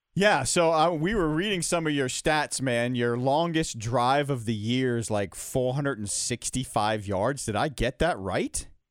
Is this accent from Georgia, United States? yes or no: yes; Atlanta, Georgia, United States; Atlanta's my hometown